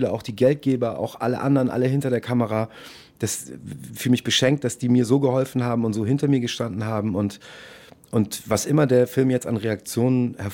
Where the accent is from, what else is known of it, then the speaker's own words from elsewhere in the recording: Munich, Bavaria, Germany; born there; ich bin in München geboren.